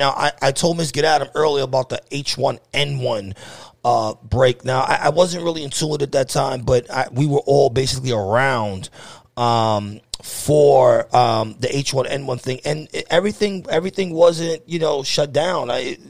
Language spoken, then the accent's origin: English; New York City, New York, United States; moved away; we're both from New York, even though we don't live in New York City. We don't live in New York City anymore.